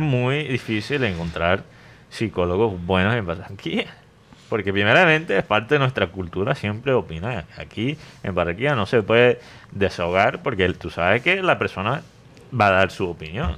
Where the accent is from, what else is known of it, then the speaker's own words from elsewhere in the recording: United States; Spanish is a second language; moved away; en ese entonces no hablaba el español como lo hablo ahora. O sea, era muy obvio que yo era gringo